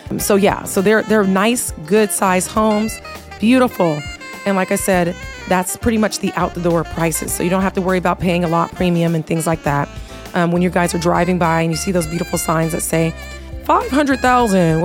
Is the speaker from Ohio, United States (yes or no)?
no; Texas, United States; also born or lived in Seattle, Washington; now in Las Vegas, United States; I was raised in Texas, born in Seattle